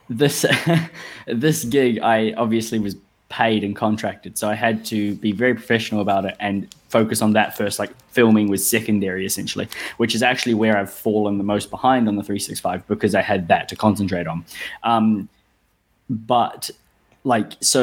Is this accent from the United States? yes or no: no; New Zealand; moved away as an adult; now in Sydney, Australia; I live in Australia, although I am from New Zealand